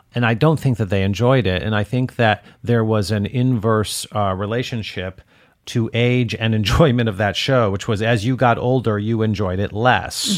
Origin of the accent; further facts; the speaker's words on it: Detroit, Michigan, United States; And I'm from Detroit